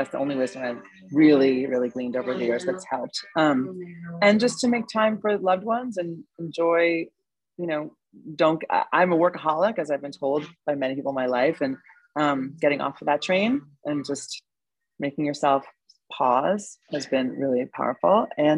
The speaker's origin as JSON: {"language": "English", "region": "New York", "country": "United States", "said": "being a New Yorker and being single and going out all the time and going out to parties and drinking and eating, it took me a while to sort of figure out where physicality lived in my life as I grew up."}